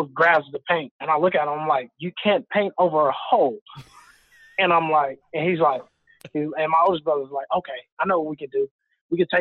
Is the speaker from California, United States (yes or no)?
no; Texas, United States; growing up in Texas, it's just football, football, football